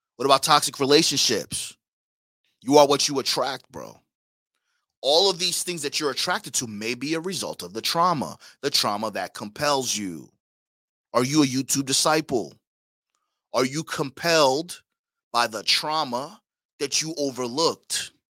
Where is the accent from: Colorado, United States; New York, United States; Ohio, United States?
New York, United States; West Babylon; also born or lived in Caribbean; I'm from Long Island, Suffolk County, West Babylon to be exact